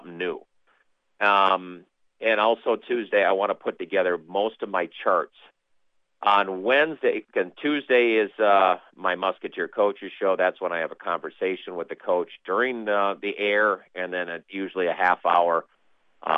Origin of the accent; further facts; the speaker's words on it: Minnesota, United States; accent: Minnesota talk; moved away as an adult; also born or lived in Neosho, Missouri; I'm back to Minnesota talk, you know, with the extra O's and A's